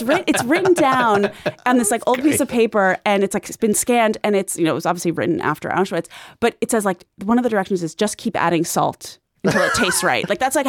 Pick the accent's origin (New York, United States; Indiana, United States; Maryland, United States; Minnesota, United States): New York, United States; Long Island; I grew up on Long Island where, like, everything was Jewish by osmosis in my particular portion.